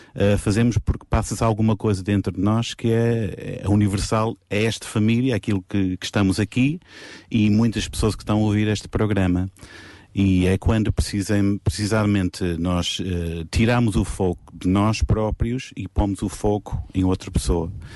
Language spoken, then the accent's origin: Portuguese; England, United Kingdom; moved away; eu, como inglês, estar aqui sentado